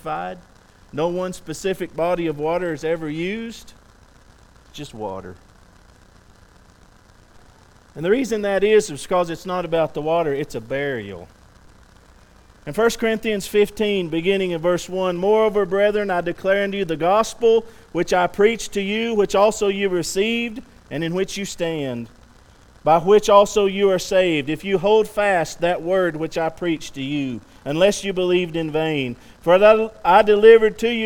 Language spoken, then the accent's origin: English; West Texas, United States; I'm from West Texas.